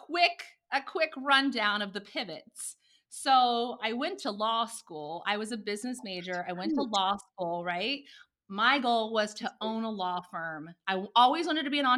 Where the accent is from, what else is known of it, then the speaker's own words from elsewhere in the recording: Indiana, United States; moved away as an adult; also born or lived in Oklahoma City; I'm from Indiana originally